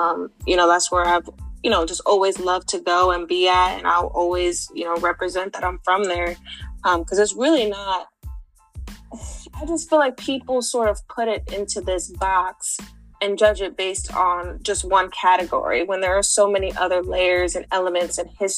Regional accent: Los Angeles, California, United States; also born or lived in Baltimore; Right. I was born in Baltimore and then I moved to Los Angeles But I was always back on the East Coast because my dad still lived out here.

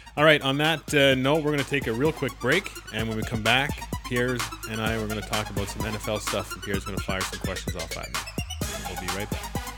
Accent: Canada; as every Canadian is

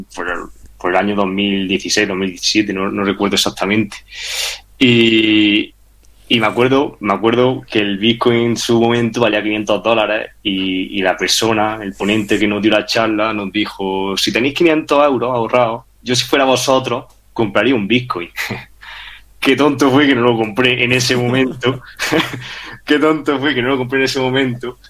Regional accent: Granada, Andalusia, Spain; moved away as an adult; also born or lived in Madrid; yo soy también de Granada, me fui a estudiar a Madrid Ingeniería Industrial

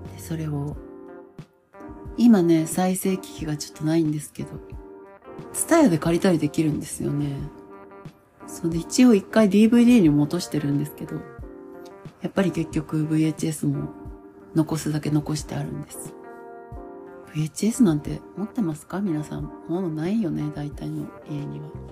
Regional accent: Hamamatsu, Shizuoka, Japan; 私の出身は旧稲佐郡細江町木がという場所で

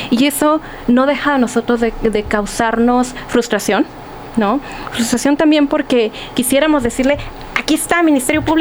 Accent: Sonora, Mexico; moved away

